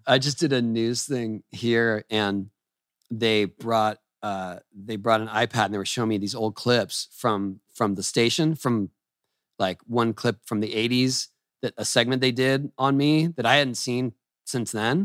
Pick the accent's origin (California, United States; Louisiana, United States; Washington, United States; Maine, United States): California, United States; San Diego; I grew up in San Diego